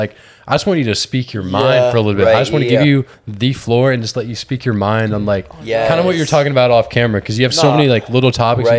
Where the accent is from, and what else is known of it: Georgia, United States; born or raised there; now in Houston, United States